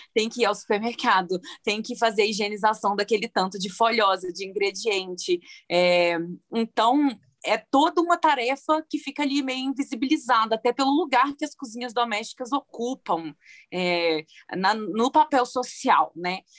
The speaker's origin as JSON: {"language": "Portuguese", "town": "Viçosa", "region": "Minas Gerais", "country": "Brazil", "tie": "born or raised there", "also_born_or_lived": "Belo Horizonte", "moved": "yes", "said": "Eu sou do interior, né, de Viçosa, interior de Minas Gerais. Cresci vendo minha mãe cozinhando e tudo"}